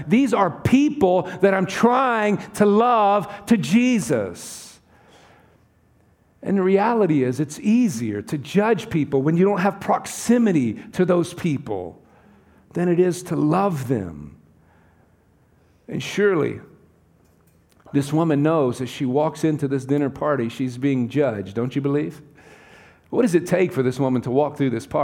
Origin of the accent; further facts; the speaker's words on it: the South, United States; accent: southern; now in California, United States; I come from the southern part of the United States